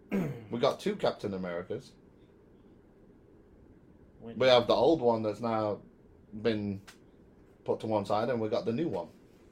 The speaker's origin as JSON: {"language": "English", "country": "United Kingdom", "said": "Dude, look, I'm British."}